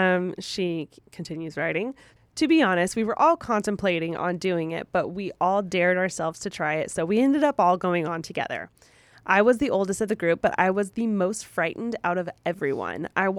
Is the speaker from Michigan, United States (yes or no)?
no; California, United States; So I'm originally from Reno Valley, which is near Riverside, close to the San Bernardino area